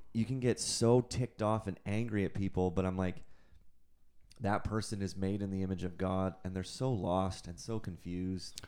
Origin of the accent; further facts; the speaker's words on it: Canada; I'm also a Canadian citizen